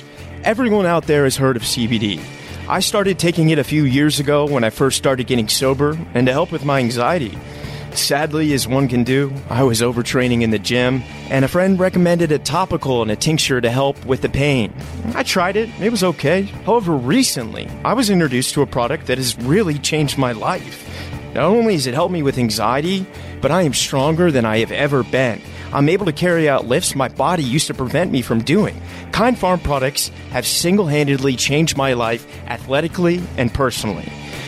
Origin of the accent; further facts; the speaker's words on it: Richmond, Virginia, United States; Oh, I'm from Richmond.